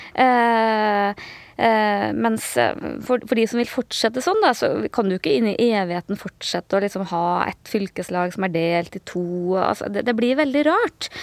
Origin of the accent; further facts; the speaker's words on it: Trøndelag, Norway; jeg føler meg som trønder, men jeg føler meg også som, som nordtrønder